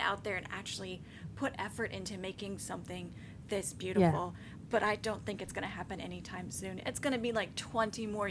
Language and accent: English; United States; As an American